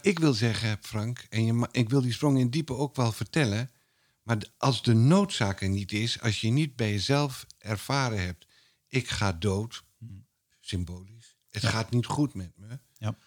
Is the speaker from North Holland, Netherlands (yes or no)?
no; Twente, Overijssel, Netherlands; ik kom uit Twente